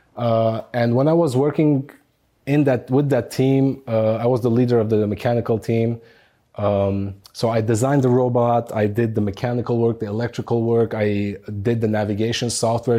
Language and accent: English; Beirut, Beirut Governorate, Lebanon; moved away as an adult; now in United States; growing up in Beirut, Lebanon. Uh, I spent my childhood all the way up to age 23 there until I moved to the United States.